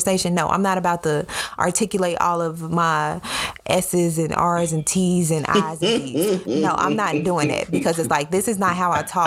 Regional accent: Chicago, Illinois, United States; I'm from Chicago, the city, not the suburbs and not the country.

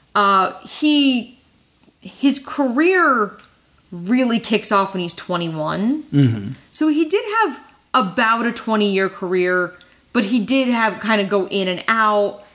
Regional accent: New Jersey, United States; I grew up in New Jersey

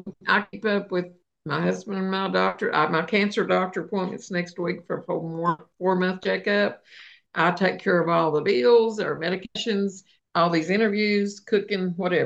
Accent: Appalachia, United States; when I grew up in a little town of Bearwaller where I was born

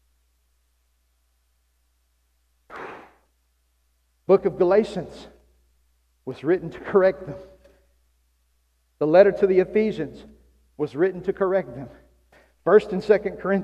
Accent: South Arkansas, United States; now in Oklahoma, United States; I was raised in South Arkansas

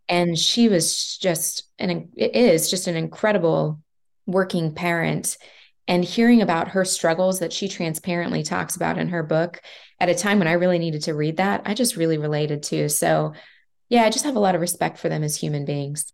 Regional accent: Kansas City, Kansas, United States; also born or lived in Denver / Lawrence, Kansas; I grew up here in Kansas City

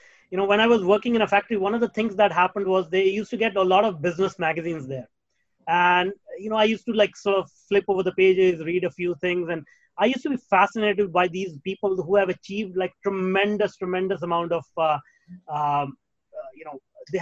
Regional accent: India; moved away; Well, I was born in India. I was raised in India.

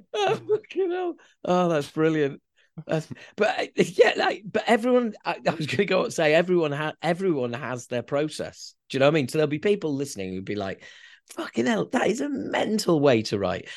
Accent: Yorkshire and the Humber, United Kingdom; we're from Yorkshire.

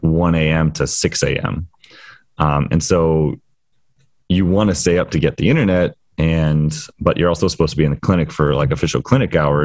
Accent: Florida, United States; moved away; being from Florida

